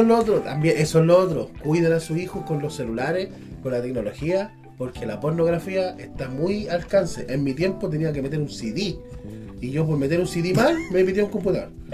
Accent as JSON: {"language": "Spanish", "country": "Chile", "said": "soy chileno"}